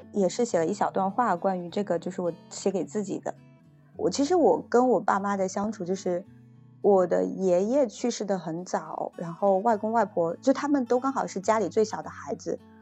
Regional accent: China; moved away as an adult; now in Canada; 我们中国的文化

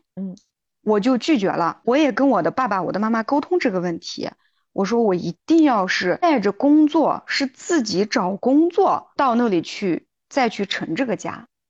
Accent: a very small county in southern Xinjiang, China; 我是一名来自兵团南疆一个很小很小的小县城的一名基层女性

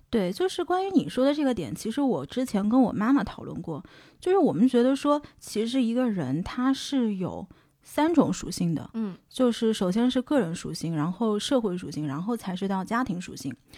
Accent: China; moved away as an adult; also born or lived in Boston, United States; 是不是因为我是中国人

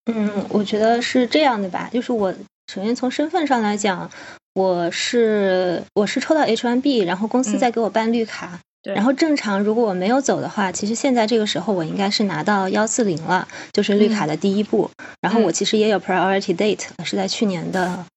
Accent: Hubei, China; moved away as an adult; now in United States; 因为我家是湖北的嘛

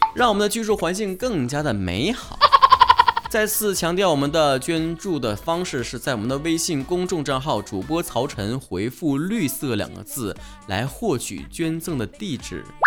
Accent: Northeast China, China; 我们东北人

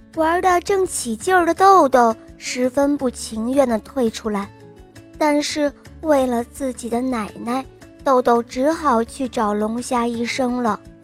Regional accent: Hebei, China; 今年七岁，我是河北的

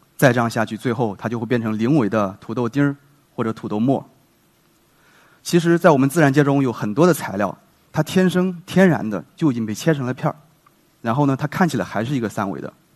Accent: China; 我们中国人

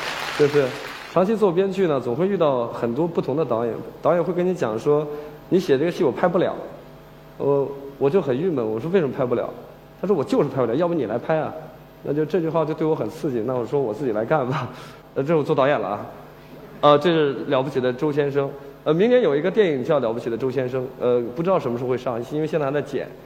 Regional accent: Huantai, Shandong, China; 就是我是环台县的人，从小在农村长大。

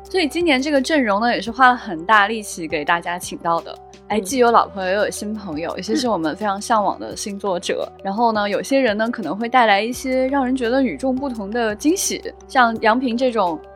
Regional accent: Xi'an, Shaanxi, China; 李夏呢还是我的老乡，我就很期待西安人

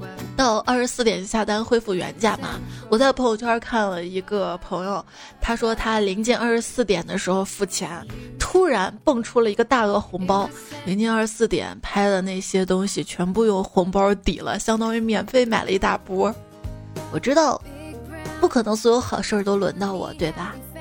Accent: Guangdong, China; 我作为一个广东人，我的普通话有那么普通吗？

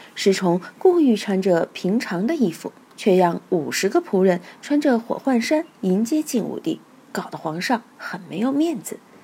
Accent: Chengdu, Sichuan, China; moved away as an adult; also born or lived in Guangdong; 我是成都人，对味道的要求就很刁

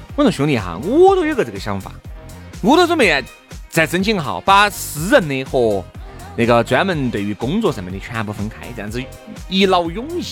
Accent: Chengdu, Sichuan, China; 对于我们成都人，对于我们四川人来说，其实这个就是很简单的一种口音

